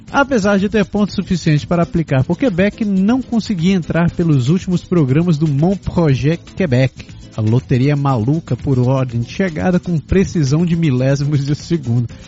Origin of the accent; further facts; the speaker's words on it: Ribeirão Preto, São Paulo, Brazil; moved away as an adult; eu sou de Ribeirão Preto, interior de São Paulo. Lá faz muito calor sempre.